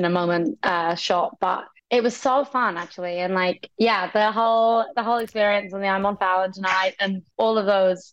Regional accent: Brighton, South East England, United Kingdom; I'm from Brighton. That's like where I went to see shows growing up

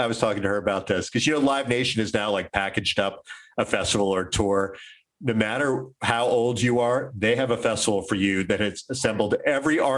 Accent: DC suburbs, Maryland, United States; I grew up in Maryland, in the DC suburbs in the 80s

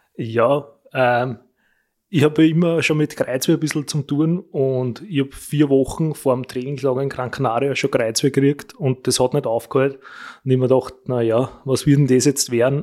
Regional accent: Wolkersdorf, Lower Austria, Austria; bei uns in Wolkersdorf

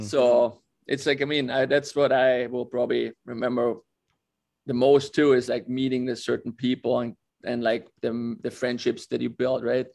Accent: Austria; born or raised there

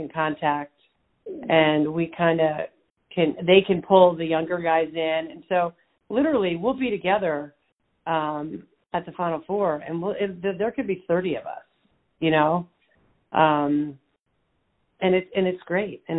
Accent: Bucks County, outside Philadelphia, Pennsylvania, United States; moved away; Bucks County, where I grew up

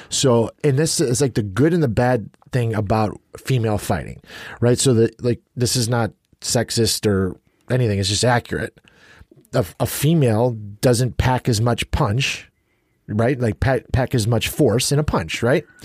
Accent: United States; as an American

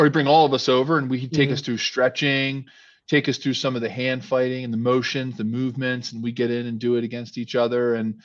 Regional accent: Philadelphia, Pennsylvania, United States; where I grew up in Philly

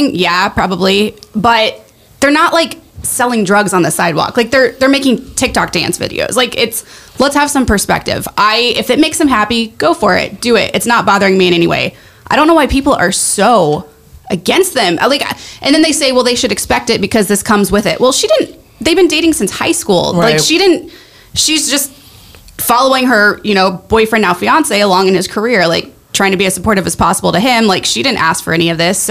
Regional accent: Springfield, Missouri, United States; now in Los Angeles, United States; I grew up in Southwest Missouri in Springfield

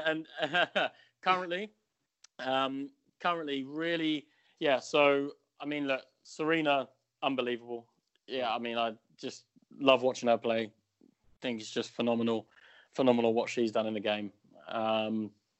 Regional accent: United Kingdom; being British

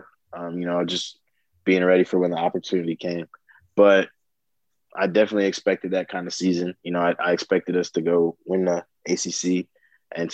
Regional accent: South Florida, United States; moved away; I'm coming from South Florida

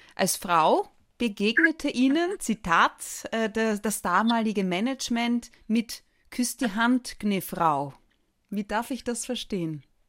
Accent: Austria; Bei uns in Österreich

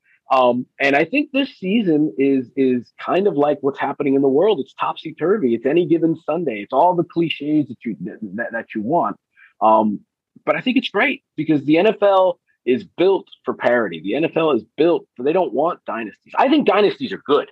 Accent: Los Angeles, California, United States; moved away as an adult; also born or lived in Bristol; now in Miami, United States; I grew up in Los Angeles

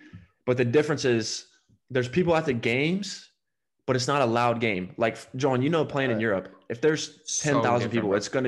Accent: Alabama, United States; I mean, I came from Alabama.

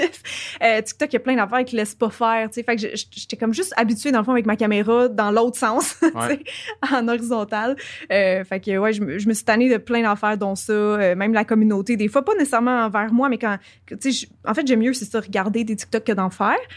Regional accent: Quebec, Canada; accent: Québécois; j'ai un accent québécois

